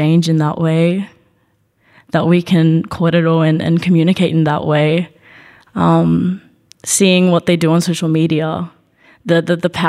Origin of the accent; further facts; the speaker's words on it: Melbourne, Victoria, Australia; also growing up in Nam